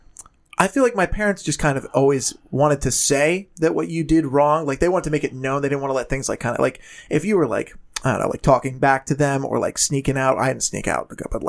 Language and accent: English; Haverford, Pennsylvania, United States; now in Pittsburgh, United States; I grew up in Haverford, PA, just outside of Philadelphia